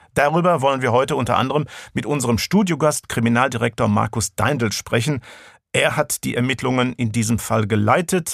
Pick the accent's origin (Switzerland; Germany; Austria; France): Austria; Tyrol; moved away; Ich bin ein halber Österreicher, meine Mutter war Österreicherin und äh, habe lange Zeit meiner Kindheit in Tirol verbracht